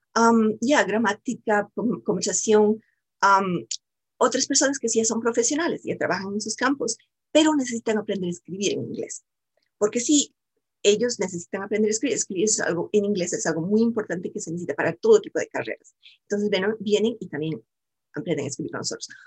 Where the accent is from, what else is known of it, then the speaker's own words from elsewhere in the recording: Bolivia; moved away as an adult; now in United States; yo soy también de Bolivia, yo soy sudamericana y yo también vine aquí a los Estados Unidos y aprendí inglés. vine cuando estaba muy joven, cuando estaba comenzando la universidad.